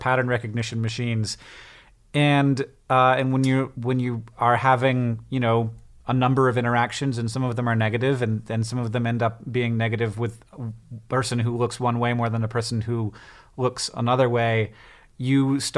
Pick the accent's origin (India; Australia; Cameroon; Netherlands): Netherlands; About half of our clients are Dutch, I'm from the Netherlands